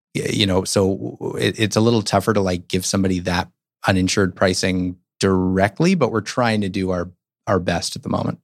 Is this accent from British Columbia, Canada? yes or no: no; Toronto, Ontario, Canada; now in Vancouver, Canada; I grew up in Toronto